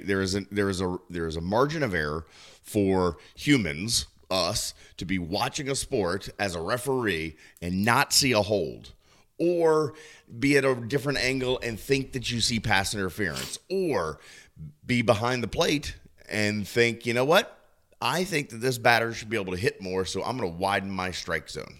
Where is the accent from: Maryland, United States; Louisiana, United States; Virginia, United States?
Maryland, United States; Southern; moved away; my hometown back in Maryland, the Southern Maryland Blue Crabs